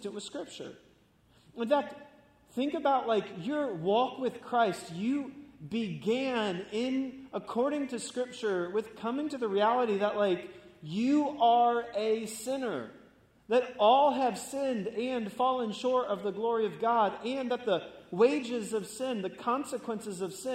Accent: Florida, United States; I grew up in Florida, surfing and skating

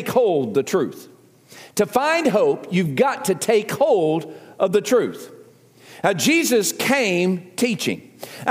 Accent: the South, United States; accent: southern; my southern accent

